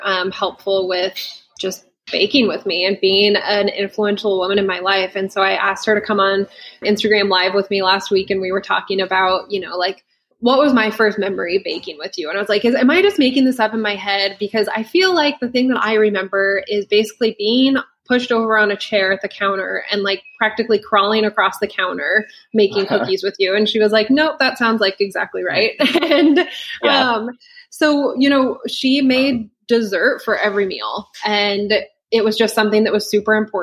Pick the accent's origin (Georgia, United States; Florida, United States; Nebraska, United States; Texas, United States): Nebraska, United States; Lincoln; also born or lived in New York; So I am from Lincoln, Nebraska, and that's where I started my business.